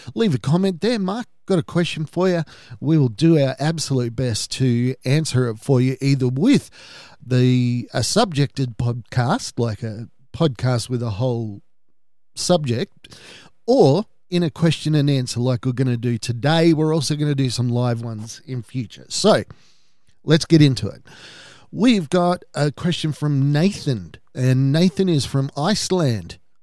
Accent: Australia; my family history is we're Australian for four or five generations, but we're Irish Australian

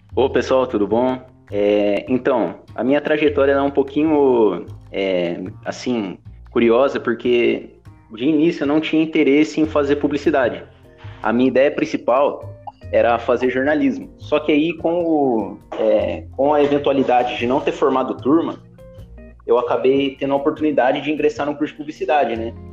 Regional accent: Jacareí, São Paulo, Brazil; eu sou natural de Jacareí

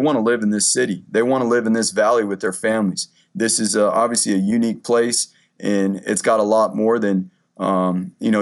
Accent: Southern California, United States; also born or lived in Eugene, Oregon; now in Boise, United States; We're originally from Southern California, but we call this our home now

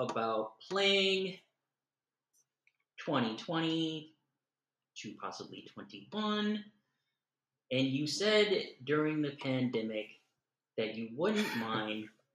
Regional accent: Minnesota, United States; I'm born and raised in Minnesota

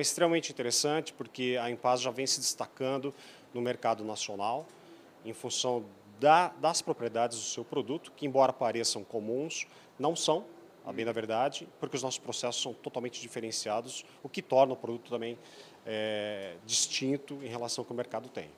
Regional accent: Erechim, Rio Grande do Sul, Brazil; Eu sou lá do norte do sul, de Erechim, na verdade, próximo de Passo Fundo.

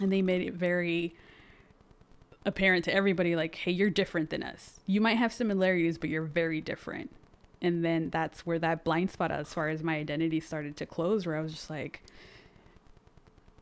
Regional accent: San Fernando Valley, California, United States; first language Spanish; English is a second language; being raised by a black woman in a predominantly Hispanic neighborhood or city or even valley

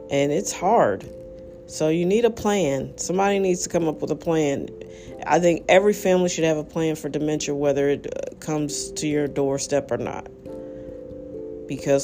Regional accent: United States; as an American

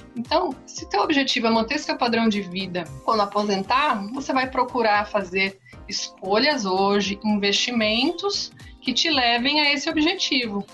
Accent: Santos, São Paulo, Brazil; eu sou aqui da cidade de Santos

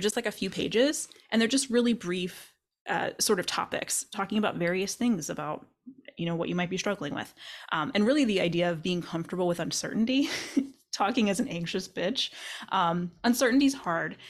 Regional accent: Kentucky, United States; moved away; I grew up in Kentucky

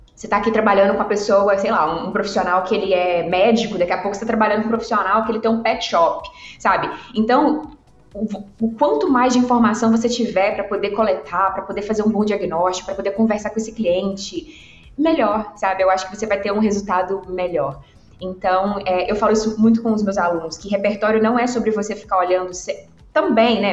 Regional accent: Governador Valadares, Minas Gerais, Brazil; eu sou do interior de Minas, eu sou de Valadares

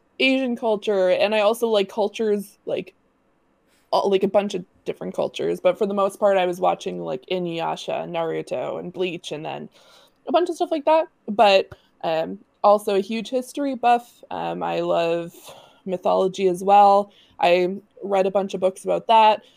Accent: Nova Scotia, Canada; also born or lived in Ottawa, Ontario; And then we moved to Nova Scotia. I lived with my grandparents, my mom and my sister. So I grew up with my two grandparents.

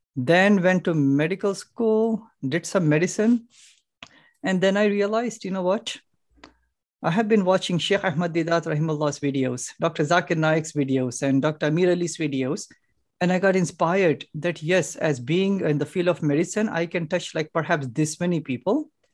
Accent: Hyderabad, Telangana, India; now in Chicago, United States; Originally from India. India, Hyderabad

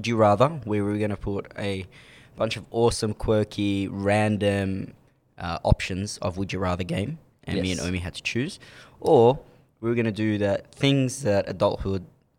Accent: Melbourne, Victoria, Australia; We're from Melbourne.

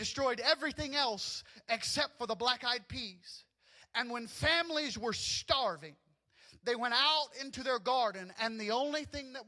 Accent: the South, United States; moved away; Growing up in the South, we had our own traditions

